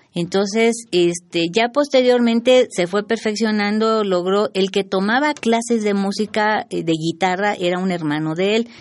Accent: Mexico City, Mexico; todos mis hermanos somos cuatro, nacimos aquí en la Ciudad de México

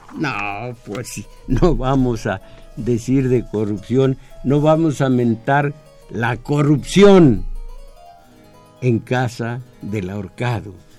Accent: Mexico; yo soy mexicano también

